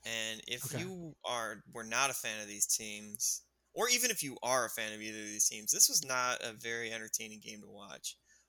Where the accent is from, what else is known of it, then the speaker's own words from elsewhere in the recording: Toledo, Ohio, United States; Growing up in Toledo in the 90s, late 90s, early 2000s